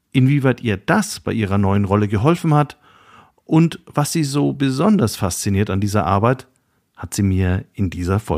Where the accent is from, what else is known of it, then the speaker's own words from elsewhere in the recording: Nuremberg, Bavaria, Germany; born there; Ich bin in Nürnberg geboren und für Nürnberger gehört die DATEV ebenso wie Siemens, die GfK oder der Club zu den wichtigsten Institutionen der Stadt.